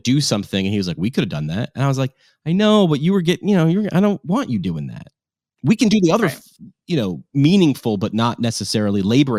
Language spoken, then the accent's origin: English; New York, United States; Like, you know, I came from New York and you're a New Yorker. Like it's a personality thing.